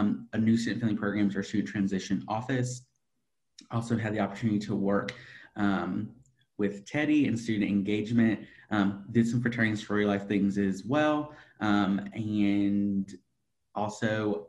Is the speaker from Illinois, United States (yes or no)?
no; Lake Lure, North Carolina, United States; also born or lived in Greenville, North Carolina; I was born and raised in Lake Lure, North Carolina, which is part of Western North Carolina